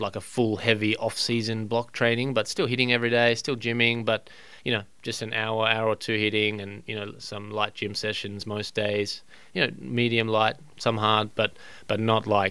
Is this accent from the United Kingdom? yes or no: no; Australia; As an Australian